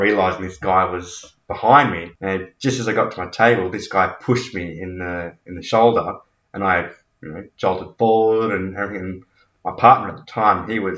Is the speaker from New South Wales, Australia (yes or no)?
yes; Lithgow, New South Wales, Australia; now in Newcastle, Australia; I grew up in Lithgow.